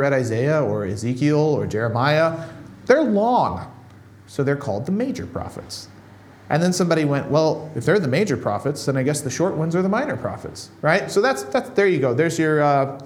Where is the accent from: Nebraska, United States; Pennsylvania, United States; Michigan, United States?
Nebraska, United States; there's a town in Nebraska where I grew up in the middle of nowhere, in the middle of America